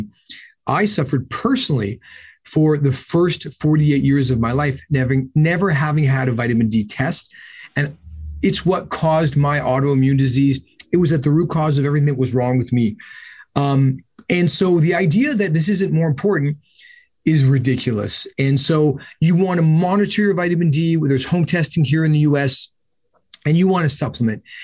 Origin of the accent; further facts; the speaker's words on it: Canada; I'm Canadian